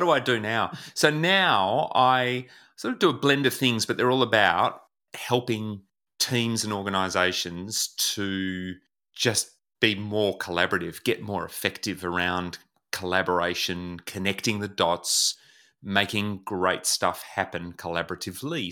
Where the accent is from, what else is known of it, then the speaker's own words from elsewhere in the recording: Melbourne, Victoria, Australia; I was born in Melbourne, where I live now